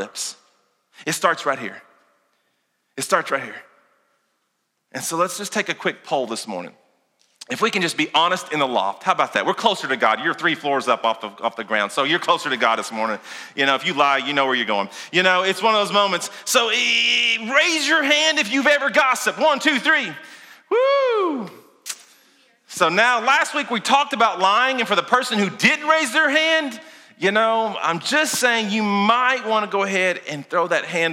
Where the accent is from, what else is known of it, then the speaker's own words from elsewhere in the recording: Kentucky, United States; also born or lived in Lincoln County, Kentucky; I'm from Kentucky.